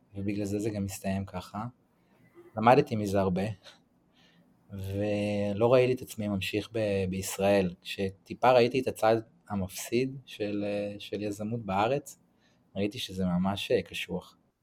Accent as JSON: {"language": "Hebrew", "town": "Tel Aviv", "region": "Tel Aviv District", "country": "Israel", "tie": "born or raised there", "also_born_or_lived": "San Francisco", "moved": "as an adult", "lives_now": "Santa Teresa, Costa Rica", "said": "אז אני מתל אביב, גדלתי ב- בתל אביב להורים אה, גרושים"}